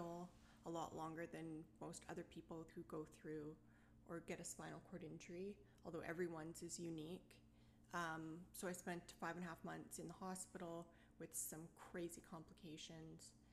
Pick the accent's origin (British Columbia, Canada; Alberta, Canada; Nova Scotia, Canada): British Columbia, Canada; Maple Ridge; I was born and raised in Maple Ridge.